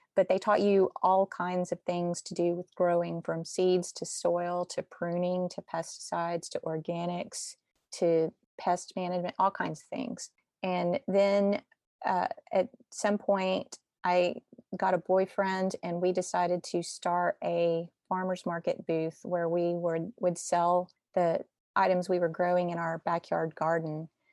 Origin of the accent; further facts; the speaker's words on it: Austin, Texas, United States; moved away as an adult; also born or lived in Cincinnati / Italy; now in Nashville, United States; I'm actually from Texas by way of Cincinnati to here